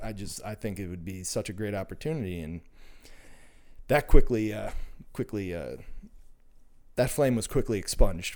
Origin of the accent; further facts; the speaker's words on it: Minnesota, United States; I'm, uh, born and raised in Minnesota